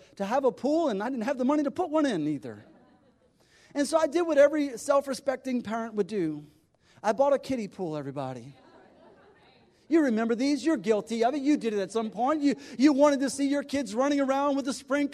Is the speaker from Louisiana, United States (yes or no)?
yes; South Louisiana, United States; moved away as an adult; also born or lived in Birmingham; I grew up in South Louisiana